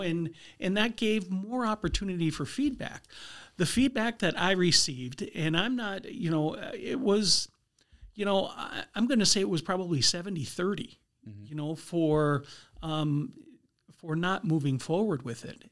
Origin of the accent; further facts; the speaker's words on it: Minot, North Dakota, United States; also born or lived in Minneapolis; born and raised in Minot